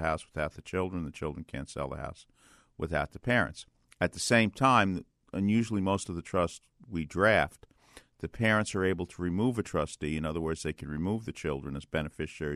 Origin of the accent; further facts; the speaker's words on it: New York City, New York, United States; I come from Brooklyn, so, you know, that's my hometown